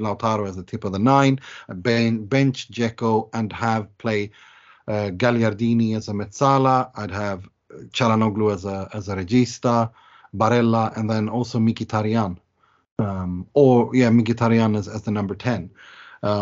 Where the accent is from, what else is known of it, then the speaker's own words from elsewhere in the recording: Gothenburg, Västra Götaland, Sweden; my hometown team of IFK Gothenburg